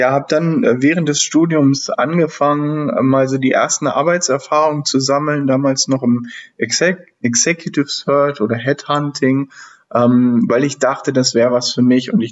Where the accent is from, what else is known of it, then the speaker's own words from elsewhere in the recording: Northern Germany, Germany; Ähm, ja, ich bin aus Norddeutschland ursprünglich … bin jetzt ähm, 36 Jahre alt